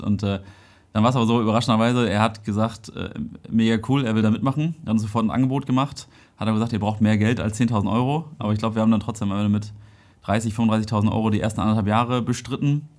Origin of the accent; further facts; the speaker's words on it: Dithmarschen, Schleswig-Holstein, Germany; moved away as an adult; now in Kiel, Germany; Ich komme aus Dithmarschen